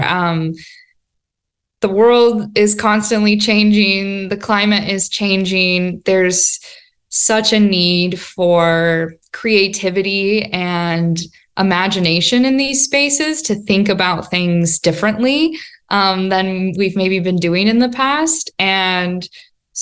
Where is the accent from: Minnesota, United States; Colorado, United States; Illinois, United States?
Colorado, United States; the Front Range; I grew up on the Front Range.